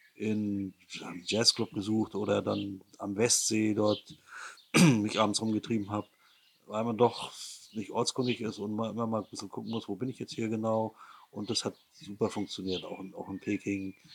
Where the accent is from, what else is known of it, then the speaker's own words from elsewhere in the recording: Rostock, Mecklenburg-Vorpommern, Germany; meine Kindheit in der DDR zum 1. Mai, wenn alle Werktätigen in die Rostocker Innenstadt fuhren durften